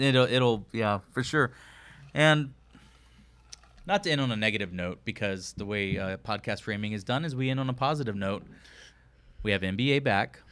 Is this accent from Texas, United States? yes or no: yes; Texas, United States; I'm a Texan.